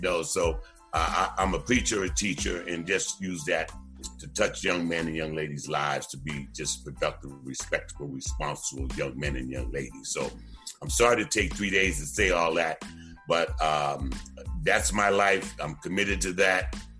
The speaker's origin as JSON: {"language": "English", "town": "Boston", "region": "Massachusetts", "country": "United States", "tie": "born or raised there", "also_born_or_lived": "Delaware", "said": "born and raised in Roxbury, Massachusetts"}